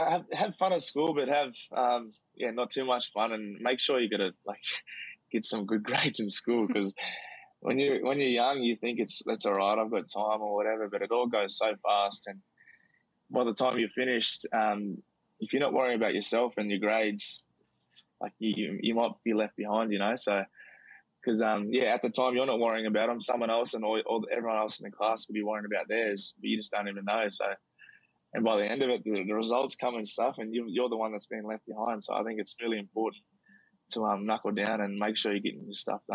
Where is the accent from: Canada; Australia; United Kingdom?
Australia; Queensland; but being born in Weewar, so I'm a Queenslander though.